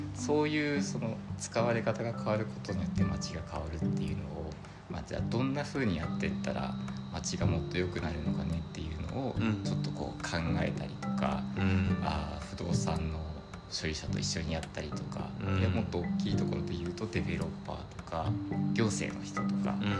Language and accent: Japanese; Ogawa, Saitama, Japan; born or raised there; moved away as an adult; also born or lived in Yokohama / Iruma; now in Tokyo, Japan